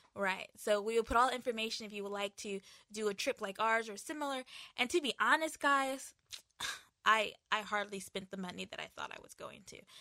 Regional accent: United States; moved away; also born or lived in Asia; coming from, uh, Asia and also being American

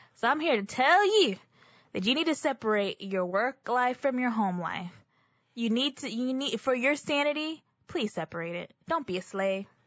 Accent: Texas, United States; I'm also a native Texan

